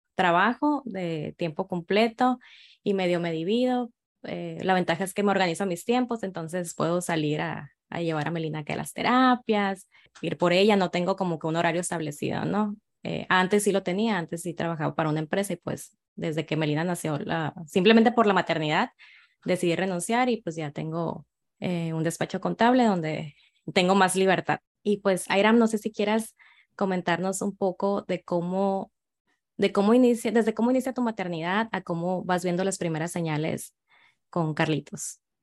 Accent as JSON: {"language": "Spanish", "town": "Guaymas", "region": "Sonora", "country": "Mexico", "said": "soy de Guaymas, Sonora"}